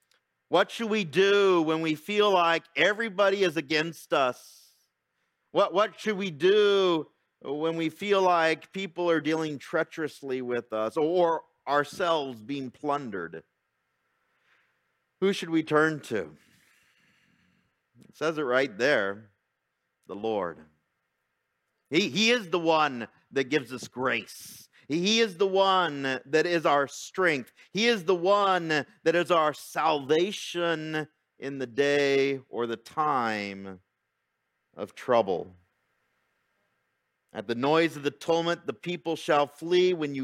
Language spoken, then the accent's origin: English; Fontana, California, United States; I remember growing up in Fontana, and we had these, you know, beautiful tomato plants.